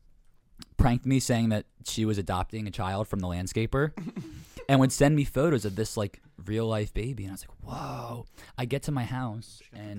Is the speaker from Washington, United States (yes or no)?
no; Bristol, Pennsylvania, United States; Bristol, yeah, I'm from Bristol, so, yeah. Bristol Borough. It's 30 minutes from Philadelphia.